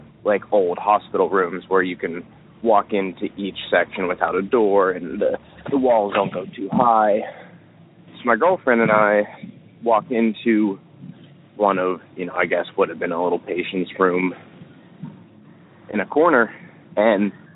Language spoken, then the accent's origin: English; near Philadelphia, Pennsylvania, United States; I am from Pennsylvania, out near Philadelphia.